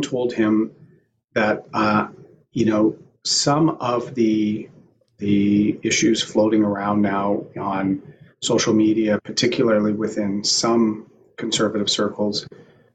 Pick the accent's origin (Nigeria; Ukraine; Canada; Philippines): Canada; Bowmanville, Ontario; I'm a middle-class kid from Bowmanville